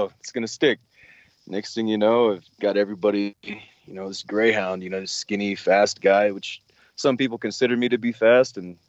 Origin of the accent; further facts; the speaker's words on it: Pacific Northwest, United States; moved away; I'm from the Pacific Northwest originally. Now I'm just kind of a full-time traveler living that van life